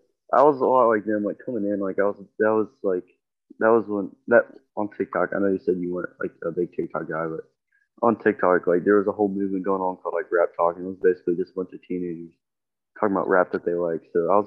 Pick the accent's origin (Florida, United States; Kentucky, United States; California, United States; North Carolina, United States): North Carolina, United States; I'm from North Carolina.